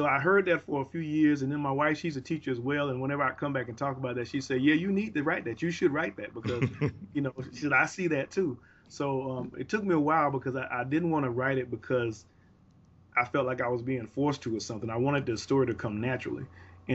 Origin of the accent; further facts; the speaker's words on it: the South, United States; growing up in the South, the culture, a Southern culture